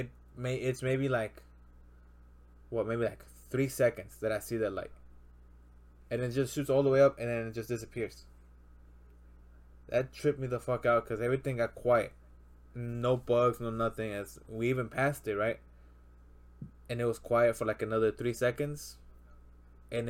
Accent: Mexico; moved away; my hometown in Mexico, when I was there, right now it's more suburb

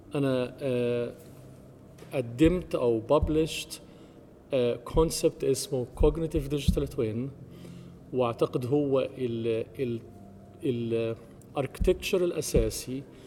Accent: Egypt; moved away as an adult; also born or lived in United States; now in Germany; أنا مصري ومقيم في ألمانيا وأمريكا من حوالي اعتقد 30 سنه

